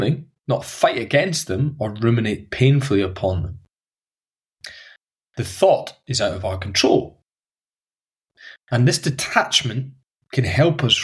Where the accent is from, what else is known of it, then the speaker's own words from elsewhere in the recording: Highlands of Scotland, United Kingdom; the friends I grew up with in the Highlands of Scotland